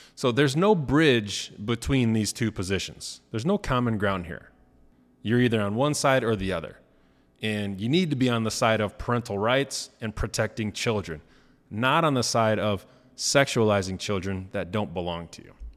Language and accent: English; Rensselaer, Indiana, United States; my hometown, uh, Rensselaer, Indiana